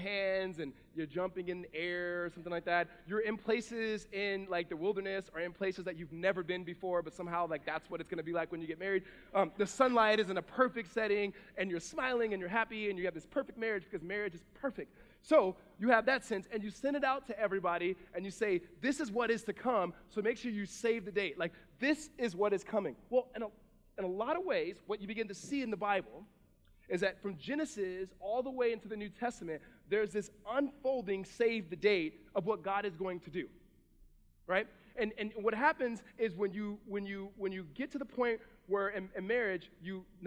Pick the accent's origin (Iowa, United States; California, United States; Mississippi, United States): California, United States; Southern; I'm from Southern California